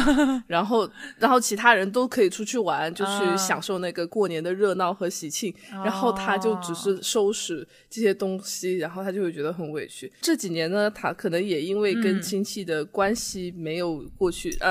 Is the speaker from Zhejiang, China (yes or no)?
yes; Wenzhou, Zhejiang, China; moved away; 然后我们温州那边还有一个叫做拦街福，你听过吗？